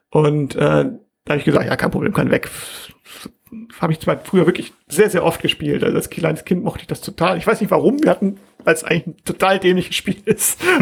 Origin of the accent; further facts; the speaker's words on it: Germany; ich bin ja Deutscher